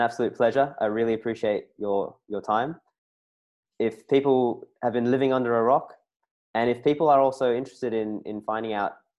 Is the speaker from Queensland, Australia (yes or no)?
no; Sydney, New South Wales, Australia; I'm from Sydney